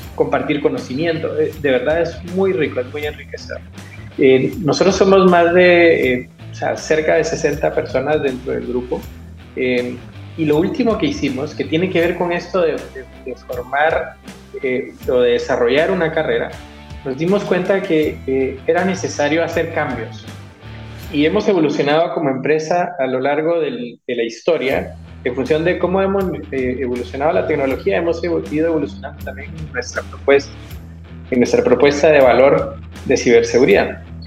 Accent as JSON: {"language": "Spanish", "country": "Guatemala", "tie": "born or raised there", "moved": "as an adult", "lives_now": "Chile", "said": "primero yo soy guatemalteco de nacimiento, eh, chileno de corazón. Hace 19 años que estoy acá."}